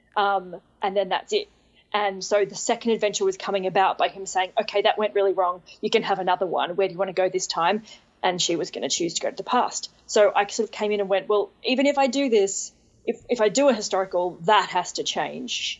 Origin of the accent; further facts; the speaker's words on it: Australia; I'm, like, the second Australian then.